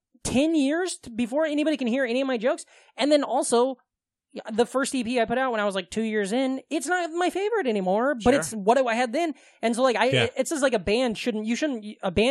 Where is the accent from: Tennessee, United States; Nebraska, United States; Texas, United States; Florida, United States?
Nebraska, United States; Omaha; moved away; also born or lived in Des Moines; I grew up right outside of Omaha